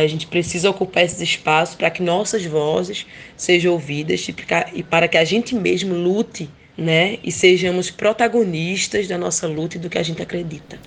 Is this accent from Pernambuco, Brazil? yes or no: yes; Bom Jardim, Pernambuco, Brazil; also born or lived in Surubim; sou natural da cidade de Bom Jardim, onde eu passei parte da minha infância na zona rural com a minha família